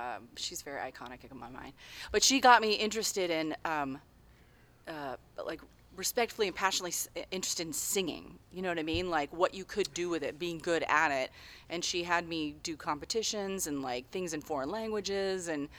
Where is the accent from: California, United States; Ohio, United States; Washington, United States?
Washington, United States; Tri-Cities; I grew up in the Tri-Cities, and so there wasn't. Like bands like there were in Seattle